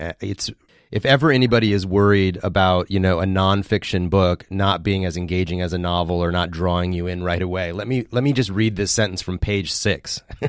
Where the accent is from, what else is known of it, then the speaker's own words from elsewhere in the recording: Midwest, United States; I grew up in the Midwest, though I wasn't raised in the South, but wasn't that different for me. I was in the United Methodist Church, and then my folks became Seventh-day Adventists